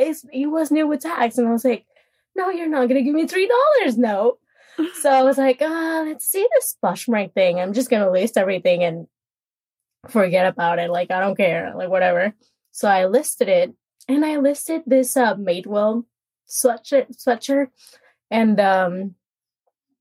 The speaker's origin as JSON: {"language": "English", "town": "Monterrey", "region": "Nuevo León", "country": "Mexico", "moved": "yes", "lives_now": "Ashburn, United States", "said": "It's a place called Monterrey."}